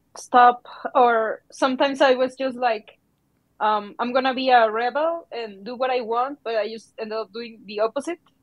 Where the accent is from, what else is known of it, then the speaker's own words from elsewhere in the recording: Mexico; I'm from Mexico